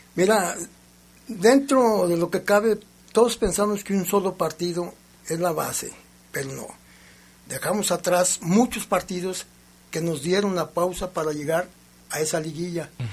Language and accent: Spanish; Mexico; yo soy mexicano